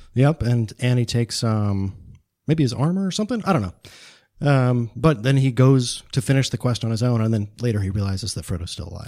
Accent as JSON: {"language": "English", "country": "United States", "said": "especially as American modern men"}